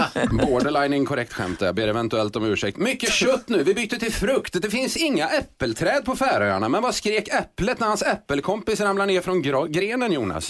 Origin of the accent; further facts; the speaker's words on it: Skara, Västra Götaland, Sweden; Jag är från Skara